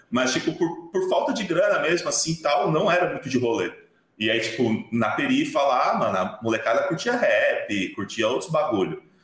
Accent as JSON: {"language": "Portuguese", "town": "Osasco", "region": "São Paulo", "country": "Brazil", "tie": "born or raised there", "said": "a minha infância foi toda, tipo, no Jardim Veloso, em Osasco"}